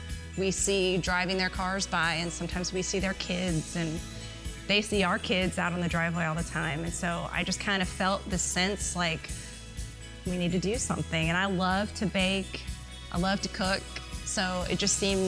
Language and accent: English; Midwest, United States; now in Arizona, United States; my experience growing up in the Midwest